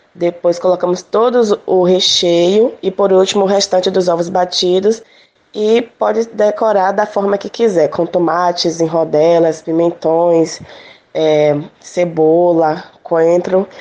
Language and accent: Portuguese; Salvador, Bahia, Brazil; now in Camaçari, Brazil; Eu sou de Salvador, moro atualmente na região metropolitana, em Camaçari